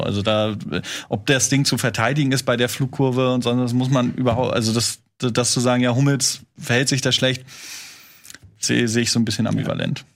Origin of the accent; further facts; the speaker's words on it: Schwerin, Mecklenburg-Vorpommern, Germany; ich muss sie natürlich als Norddeutscher überall verteidigen